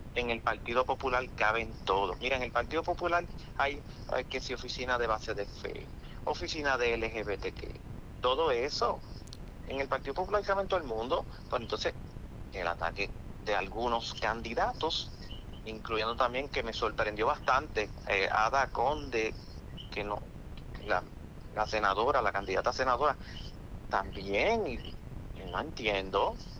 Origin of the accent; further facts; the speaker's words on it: Puerto Rico; como puertorriqueño que tiene derecho al voto